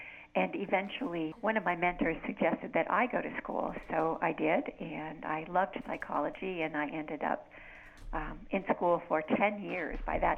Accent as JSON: {"language": "English", "country": "United States", "moved": "as an adult", "lives_now": "Canada", "said": "I'm basically a suburban girl. I came from the States, and I have always lived around a big city. My father always worked in a big city like New York City or Los Angeles, Detroit, and now I'm living in a little hamlet in Ontario"}